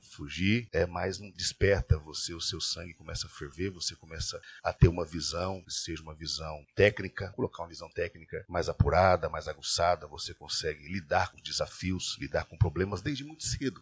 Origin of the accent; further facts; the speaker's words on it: Bastos, São Paulo, Brazil; also born or lived in Iacri, São Paulo; eu nasci em Bastos, né, bem interior de São Paulo